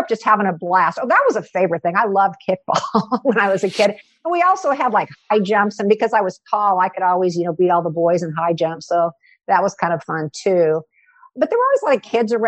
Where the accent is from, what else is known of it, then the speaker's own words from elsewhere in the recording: Kansas, United States; also born or lived in Kentucky; My father was a Methodist minister, so he got an assignment in Kansas when I was four. So we moved to Kansas at that time.